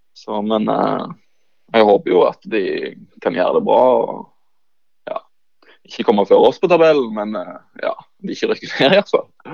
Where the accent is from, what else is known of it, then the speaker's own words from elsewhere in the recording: Bryne, Rogaland, Norway; moved away as an adult; also born or lived in Levanger; født og oppvokst på Bryne. Så ja, alltid vært Bryne-gutt